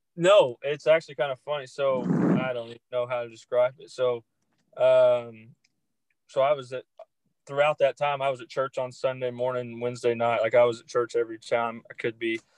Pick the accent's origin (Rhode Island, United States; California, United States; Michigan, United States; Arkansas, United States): Arkansas, United States; Greenbrier; moved away as an adult; now in Pattonsburg, United States; I grew up in a town called Greenbrier, Arkansas